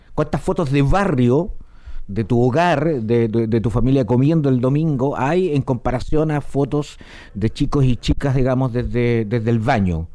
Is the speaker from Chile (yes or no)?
yes; Chile; tenemos muchos chilenos